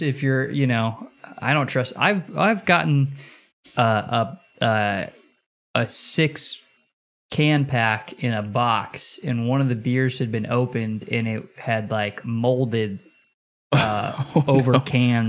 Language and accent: English; the Northwest, Pacific Northwest, United States; I'm from the Northwest